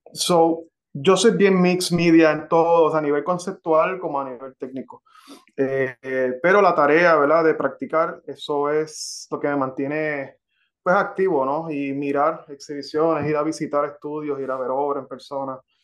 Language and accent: Spanish; Carolina, Puerto Rico; moved away as an adult; now in Florida, United States; yo soy de Carolina, Puerto Rico. Ok. Y a, mis, y a mis 41 años me mudé a, Florida